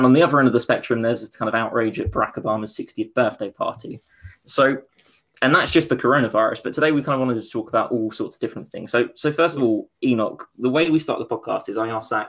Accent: United Kingdom; I'm from Essex when something good happens and East London when something bad happens.

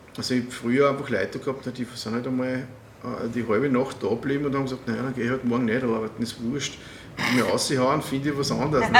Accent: Waldviertel, Lower Austria, Austria; ich komme aus dem Waldviertel

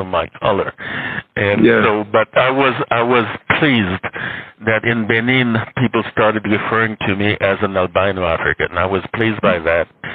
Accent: Haiti

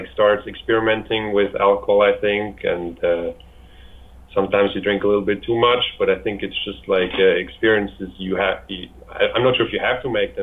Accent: Switzerland; I'm from Switzerland

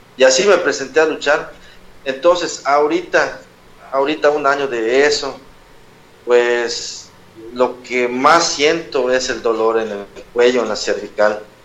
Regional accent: Yucatán, Mexico; soy luchador yucateco

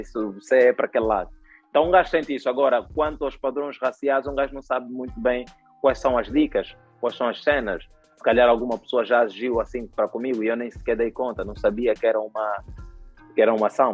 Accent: Angola; eu sempre vivi em Angola

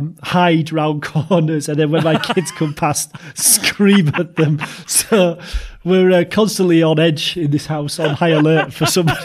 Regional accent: Yorkshire and the Humber, United Kingdom; we're from Yorkshire, so we say, you know, I'm off to hospital and all that.

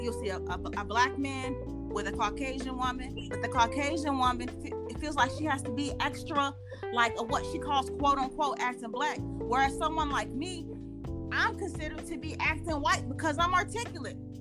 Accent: the South, United States; I grew up here in the South

